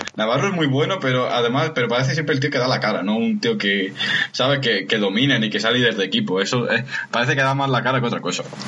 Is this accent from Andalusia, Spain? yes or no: yes; Granada area, Andalusia, Spain; por la carretera de la sierra, la, la antigua, que pasa por mi pueblo